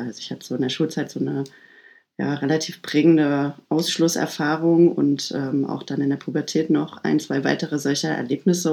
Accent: Halle, Saxony-Anhalt, Germany; ich komme ähm, aus Ostdeutschland. Ich komme aus Halle, Halle an der Saale. Bin äh, sechs Jahre alt gewesen, als die Mauer gefallen ist

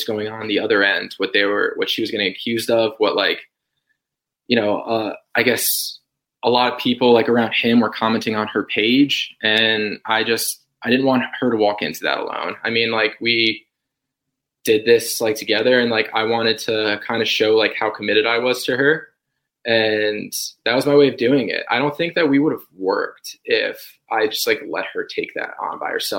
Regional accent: New Jersey, United States; moved away as an adult; now in Nashville, United States; I really want to show her my hometown

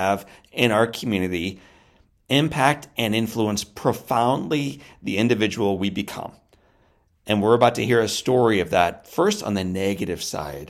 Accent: St. Louis area, Missouri, United States; born or raised there

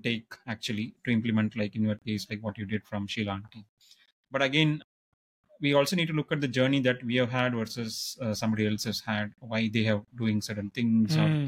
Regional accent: Madurai, Tamil Nadu, India; I grew up in Gandhi Museum campus in Madurai

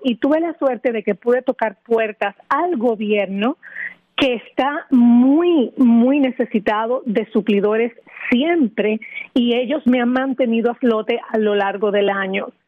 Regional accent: Dominican Republic; moved away as an adult; now in Florida, United States; al mudarme aquí de mi país natal, República Dominicana

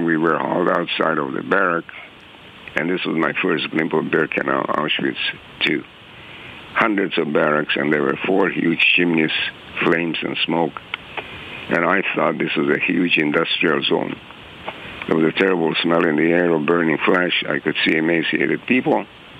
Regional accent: Czechia; born there; I was born in Czechoslovakia in a free democratic country, and I had a large extended family, both my paternal and maternal side.

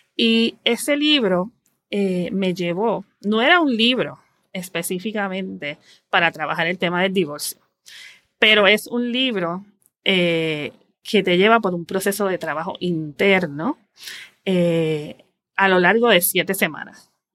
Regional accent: San Juan, Puerto Rico; also born or lived in Guaynabo; yo nací en San Juan, Puerto Rico, he vivido toda mi vida aquí y actualmente vivo en Guaynabo

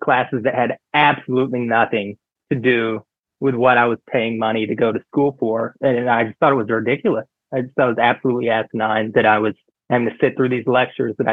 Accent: the South, United States; moved away; also born or lived in Fort Worth, Texas / New York; growing up in the South

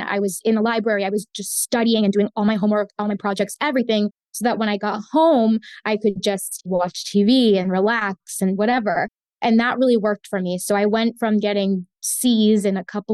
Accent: Florida, United States; first language Spanish; English is a second language; I was born and raised in Florida

